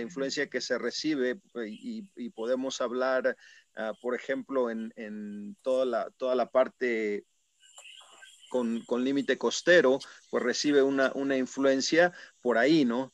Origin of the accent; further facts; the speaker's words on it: Puebla, Mexico; Yo mismo soy, soy poblano